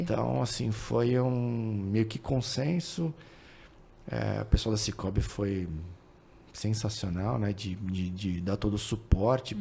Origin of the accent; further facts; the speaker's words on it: São Paulo, Brazil; moved away as an adult; also born or lived in Goiânia; nunca saí de São Paulo